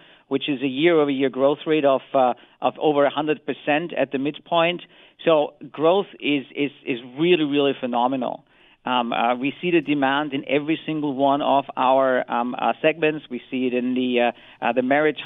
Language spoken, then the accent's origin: English; Austria; as a European is I'm from Austria